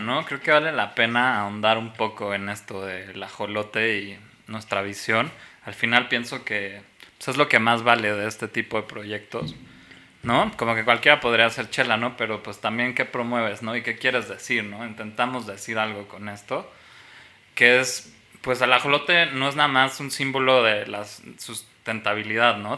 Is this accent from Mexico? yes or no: yes; Mexico; nos forma como mexicanos